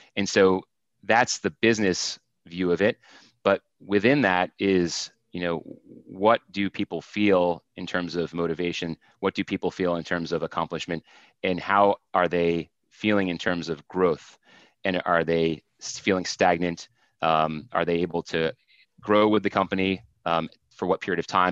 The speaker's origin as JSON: {"language": "English", "region": "Vermont", "country": "United States", "tie": "born or raised there", "said": "I grew up in Vermont, and so worked in a bunch of places."}